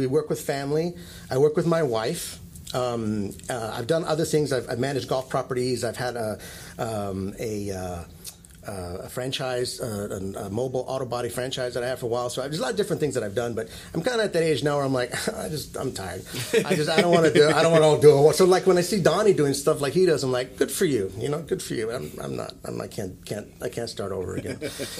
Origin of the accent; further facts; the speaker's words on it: Italy; also born or lived in Hawaii / New Mexico; I became a man in Hawaii, but I grew up in Italy.